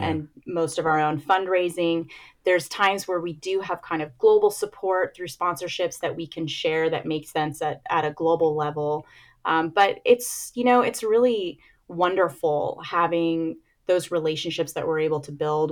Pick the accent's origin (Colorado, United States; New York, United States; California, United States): California, United States; San Jose; also born or lived in Philadelphia; my hometown